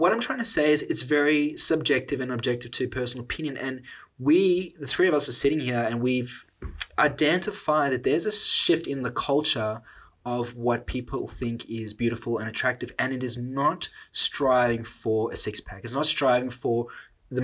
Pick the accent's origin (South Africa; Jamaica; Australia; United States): South Africa; I'm South African. Like, we grow up around food